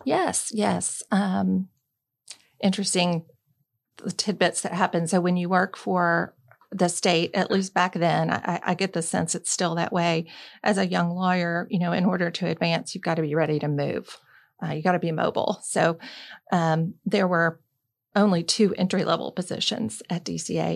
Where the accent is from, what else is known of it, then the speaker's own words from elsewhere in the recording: Birmingham, Alabama, United States; moved away as an adult; also born or lived in Tallahassee, Florida; growing up in Birmingham, Alabama